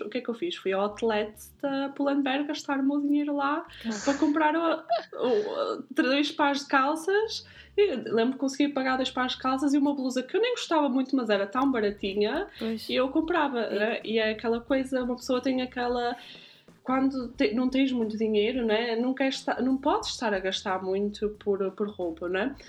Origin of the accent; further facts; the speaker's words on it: Guimarães, Norte, Portugal; now in Zurich, Switzerland; Nasci em Guimarães e vivo atualmente em Zurique.